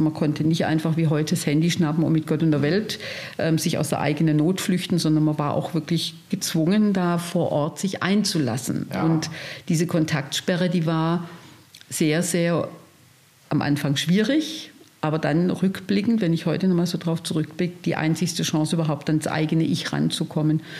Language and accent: German; Stuttgart, Baden-Württemberg, Germany; ich komme aus Stuttgart, und habe ich mir dann gleich in dem Raum eine Gruppe gesucht